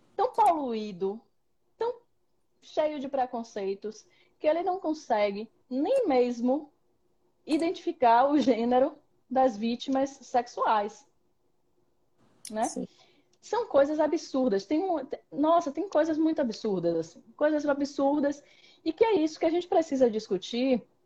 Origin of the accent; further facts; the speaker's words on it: Salvador, Bahia, Brazil; eu nasci em Salvador, grande metrópole